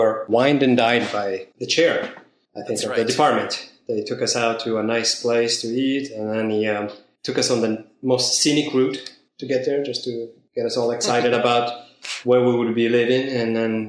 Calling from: San Francisco Bay Area, California, United States; I'm calling from the San Francisco Bay Area.

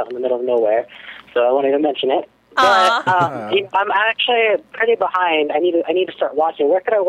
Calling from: California, United States; I'm from Southern California.

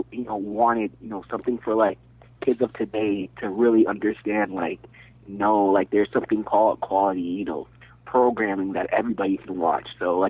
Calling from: Timber Pines, Florida, United States; Hey, guys. … from Timber Pines, Florida.

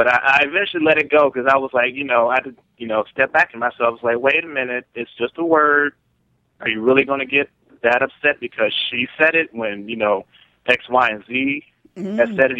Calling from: Maryland, United States; from Maryland.

